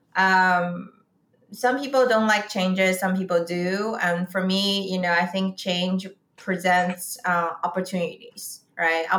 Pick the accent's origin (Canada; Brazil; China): China; Beijing; moved away as an adult; also born or lived in St. Louis, United States; now in San Francisco, United States; I grew up in Beijing